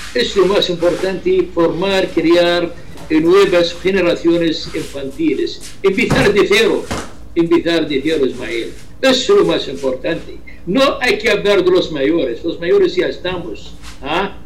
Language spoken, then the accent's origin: Spanish; Ramtha, Irbid Governorate, Jordan; Spanish is a second language; desde Jordania, desde la frontera azul entre Jordania y Siria, es mi ciudad, se llama Arranza.